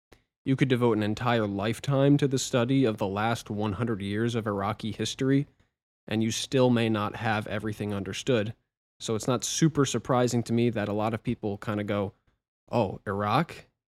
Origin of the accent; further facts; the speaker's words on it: United States; Speaking as an American